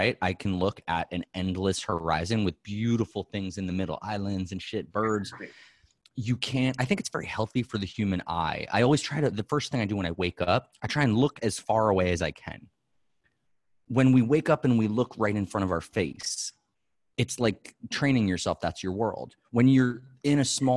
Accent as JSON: {"language": "English", "town": "New York City", "region": "New York", "country": "United States", "tie": "born or raised there", "said": "I grew up in Manhattan"}